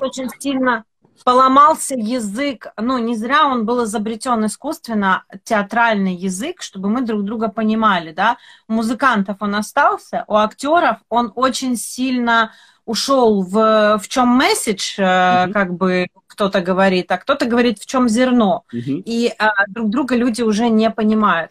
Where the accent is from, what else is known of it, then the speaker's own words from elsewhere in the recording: Odesa, Odesa Oblast, Ukraine; я вообще коренная одесситка, и у меня, у меня разговаривали вот так все дома